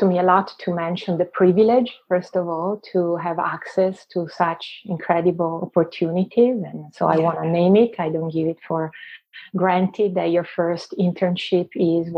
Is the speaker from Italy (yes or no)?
yes; Venice, Veneto, Italy; accent: Italian; English is a second language; moved away as an adult; now in Vancouver, Canada; I was born and raised in Venice